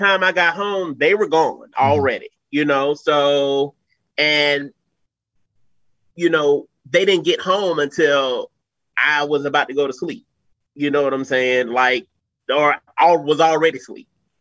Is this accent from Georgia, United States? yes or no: yes; Atlanta, Georgia, United States; also born or lived in Albany, Georgia; it's where I'm from